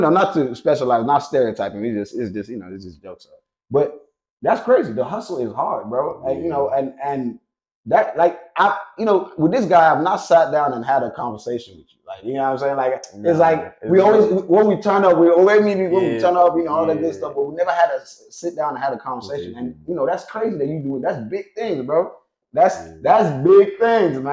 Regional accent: Nigeria; I'm Nigerian

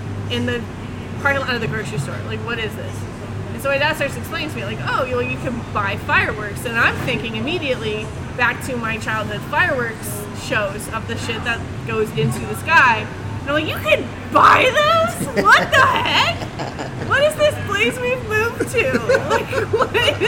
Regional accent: Southern California, United States; also born or lived in Central Valley, California; in my hometown in Southern California

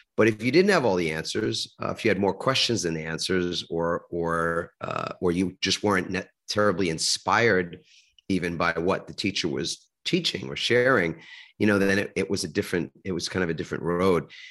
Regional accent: New York City, New York, United States; I grew up in New York. I grew up in a little suburb of Manhattan called Queens

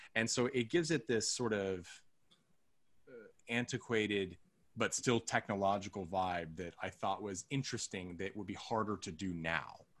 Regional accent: United States; we're all from the United States

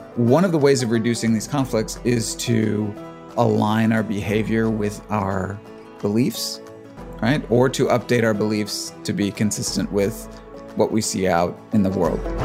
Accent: Cleveland, Ohio, United States; moved away; also born or lived in Phoenix, Arizona; I grew up in Cleveland and then moved away

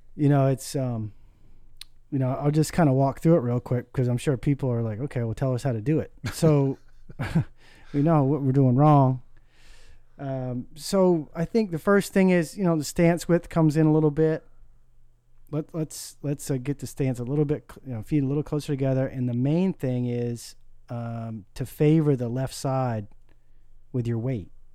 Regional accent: Maine, United States; a nine-hole course up on the island where I grew up in Maine

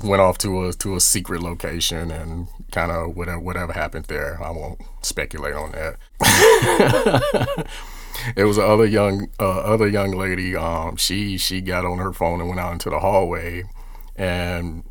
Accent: about 50 miles south of Chicago, Illinois, United States; we are from Illinois, about 50 miles south of Chicago.

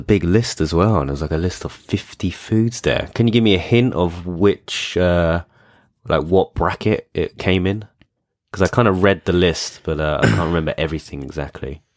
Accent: United Kingdom; being British

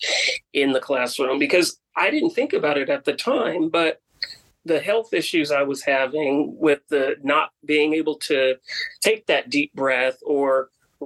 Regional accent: Bay Area, California, United States; moved away; growing up in the Bay Area, on the peninsula where the air is a lot cleaner

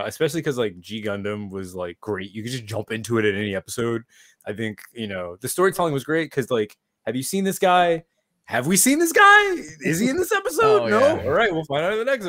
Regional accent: New York City, New York, United States; growing up in New York

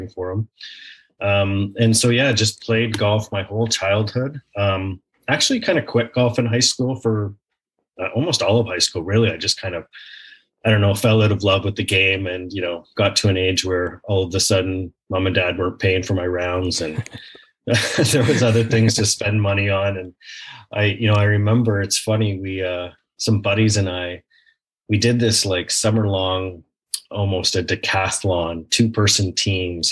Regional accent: Blackstock, Ontario, Canada; my hometown of Blackstock, Ontario, outside Port Perry, Ontario

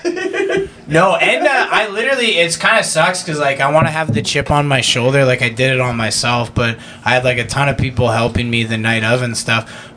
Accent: Canada; growing up in Canada

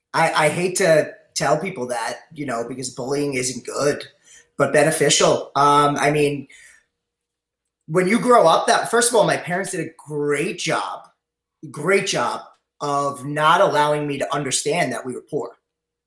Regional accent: North Massapequa, New York, United States; Yep. North Massapequa, moved around a lot. We had a big family

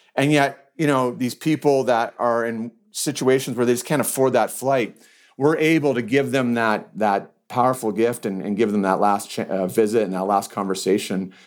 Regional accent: Canada; also born or lived in Calgary, Alberta; I'm from Canada. I'm in Calgary, Alberta

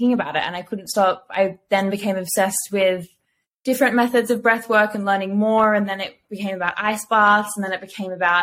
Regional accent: Byron Bay, New South Wales, Australia; I grew up in Byron.

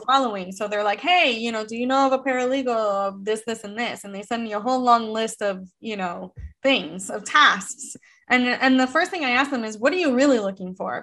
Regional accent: United States; born and bred in America

